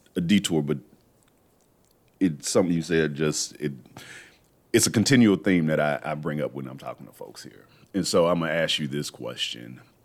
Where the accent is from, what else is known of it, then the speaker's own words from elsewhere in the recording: Texas, United States; moved away; I'm from Texas originally